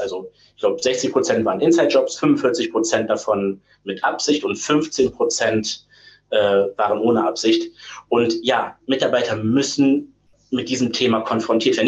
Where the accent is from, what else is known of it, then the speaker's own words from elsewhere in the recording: Ruhr area, North Rhine-Westphalia, Germany; moved away; Ich bin gebürtig aus dem Pott